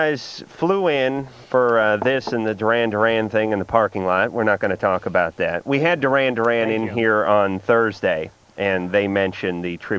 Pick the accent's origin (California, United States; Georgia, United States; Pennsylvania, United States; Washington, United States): California, United States; Los Angeles; Growing up in North Hollywood